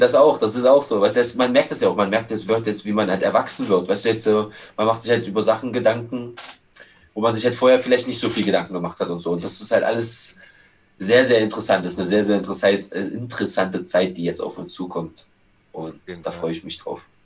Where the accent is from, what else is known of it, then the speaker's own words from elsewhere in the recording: Schöneweide, Berlin, Germany; wo ich herkomme aus Schöneweg